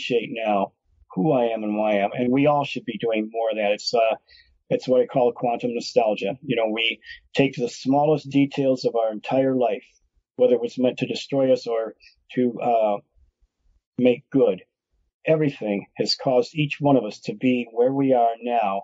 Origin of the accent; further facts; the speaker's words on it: Detroit, Michigan, United States; after growing up there, after having a ministry for almost a decade there, lived there for 15 years